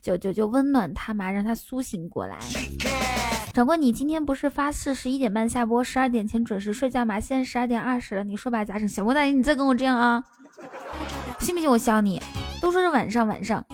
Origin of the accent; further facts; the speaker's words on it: Inner Mongolia, China; 我是内蒙古的